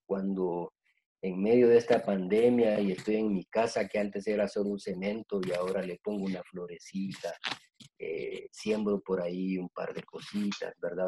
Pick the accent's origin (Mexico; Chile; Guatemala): Guatemala; soy, soy guatemalteco, nací en Guatemala hace 54 años